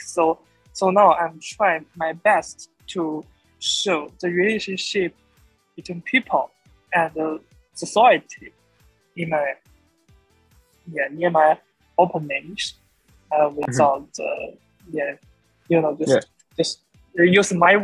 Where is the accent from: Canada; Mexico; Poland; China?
China; English is a second language; I'm a student from China